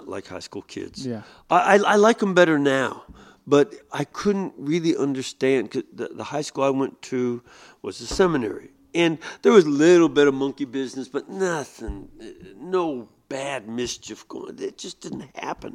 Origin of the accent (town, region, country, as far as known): Chicago, Illinois, United States; moved away as an adult; also born or lived in Detroit, Michigan